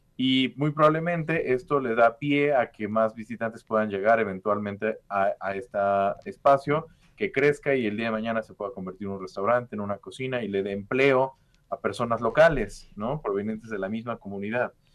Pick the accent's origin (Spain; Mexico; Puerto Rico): Mexico